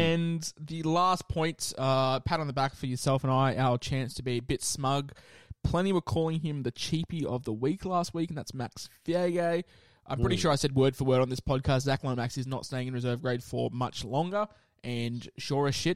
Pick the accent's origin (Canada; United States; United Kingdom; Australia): Australia; Queensland; I'm a Queenslander.